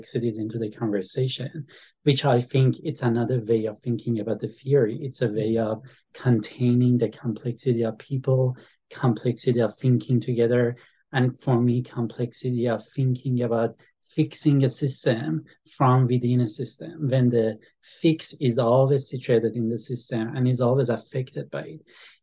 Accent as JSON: {"language": "English", "country": "Iran", "moved": "yes", "lives_now": "United States", "said": "I came to the United States. I'm from Iran"}